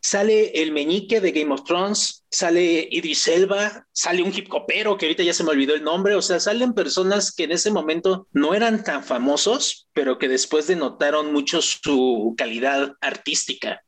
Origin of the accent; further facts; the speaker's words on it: Mexico; also born or lived in Mexico City; dentro de mi contexto mexicano, me siento muy identificado